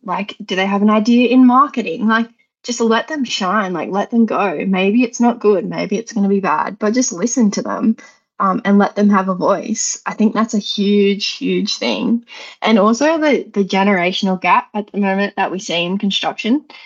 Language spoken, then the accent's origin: English; Lithgow, New South Wales, Australia; I grew up in Lithgow